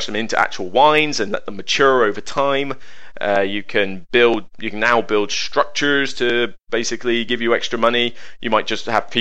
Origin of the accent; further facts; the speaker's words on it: West Country, South West England, United Kingdom; accent: West Country; I'm from the West Country, if you not notice the accent